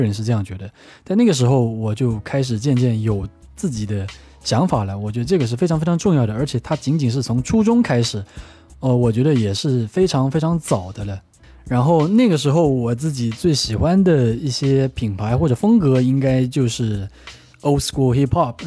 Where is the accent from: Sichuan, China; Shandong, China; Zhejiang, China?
Zhejiang, China; Wenzhou; 我们温州那边流行的还是属于比较韩系紧身小皮鞋的那种风格